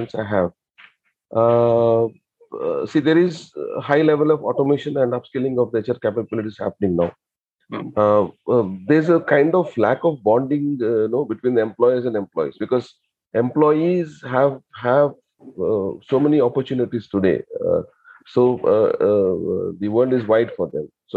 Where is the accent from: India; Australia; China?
India; Mangalore, Karnataka; now in Bangalore, India; So I basically from Mangalore, my hometown is Mangalore